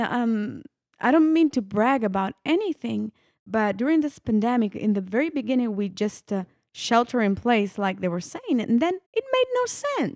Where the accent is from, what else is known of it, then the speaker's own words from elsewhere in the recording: Italy; English is a second language; moved away; I was born and raised, I was born and raised in Italy. So, yeah, that you hear the accent